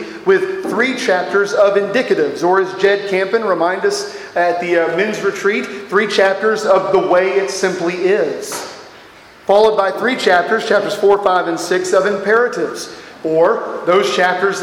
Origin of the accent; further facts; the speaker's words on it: Texas, United States; I am from Texas